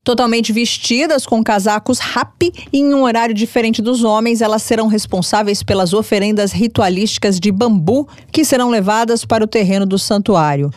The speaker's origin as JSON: {"language": "Portuguese", "country": "Brazil", "said": "eu, como brasileira"}